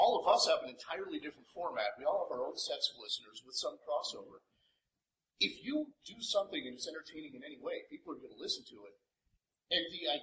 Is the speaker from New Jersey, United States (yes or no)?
yes; New Jersey, United States; now in Fort Collins, United States; I'm from New Jersey originally